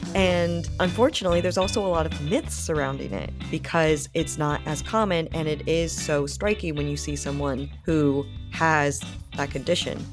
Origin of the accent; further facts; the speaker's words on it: Rhode Island, United States; I grew up in Rhode Island, which is a very beach kind of place